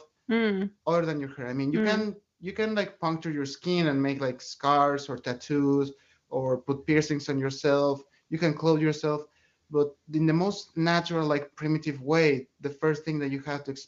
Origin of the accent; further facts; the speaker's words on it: Mexico City, Mexico; I grew up in Mexico City, where we have like a huge Catholic tradition